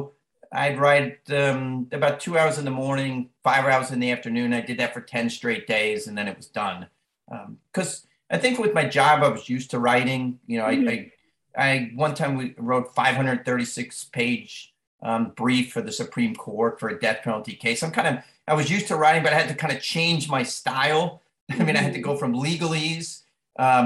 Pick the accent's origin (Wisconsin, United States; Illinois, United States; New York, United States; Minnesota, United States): New York, United States; Long Island; moved away as an adult; growing up on Long Island in the 60s, 70s in a family of 10 kids